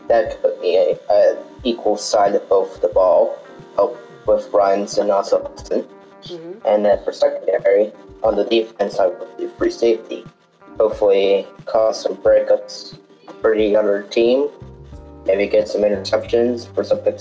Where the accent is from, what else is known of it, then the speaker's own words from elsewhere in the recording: Pittsburgh, Pennsylvania, United States; from Pittsburgh, Pennsylvania. I just turned 21 last week